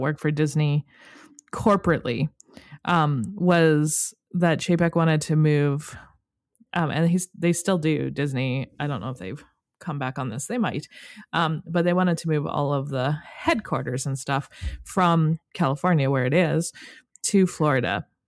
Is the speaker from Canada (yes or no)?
yes; Canada; as a Canadian